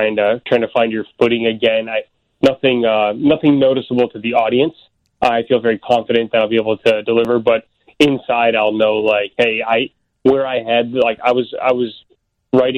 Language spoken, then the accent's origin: English; Elk Grove Village, Illinois, United States; I grew up in the northwest suburbs where I still live out this way today